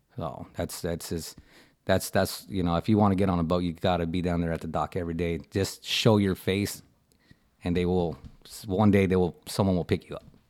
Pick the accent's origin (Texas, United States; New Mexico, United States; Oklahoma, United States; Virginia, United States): Texas, United States; Port Isabel; I'm from Port Isabel. Uh, you know, uh, born and raised